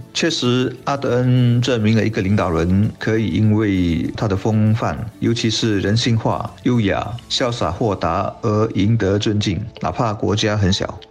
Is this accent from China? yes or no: no; Singapore; 我们新加坡人对他的认识更多是通过旅游